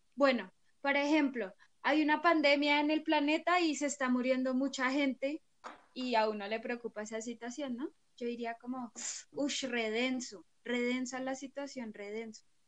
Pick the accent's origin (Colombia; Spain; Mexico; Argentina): Colombia; Acá en Colombia